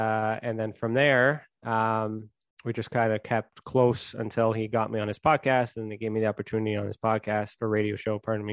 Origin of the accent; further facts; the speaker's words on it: Canada; I am Canadian